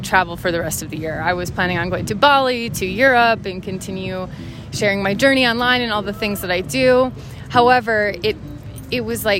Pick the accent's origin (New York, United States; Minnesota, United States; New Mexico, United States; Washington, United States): Minnesota, United States; moved away; also born or lived in Ohio; grew up in Minnesota in this like very kind of sheltered community